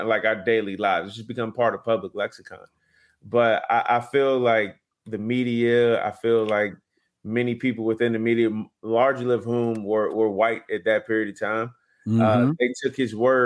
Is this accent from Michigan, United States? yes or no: no; Virginia, United States; I'm from Virginia